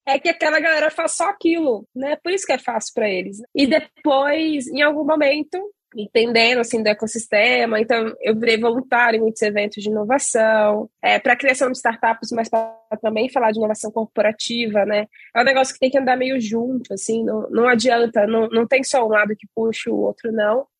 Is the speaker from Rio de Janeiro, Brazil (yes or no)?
no; Belo Horizonte, Minas Gerais, Brazil; eu sou mineira, sou de Belo Horizonte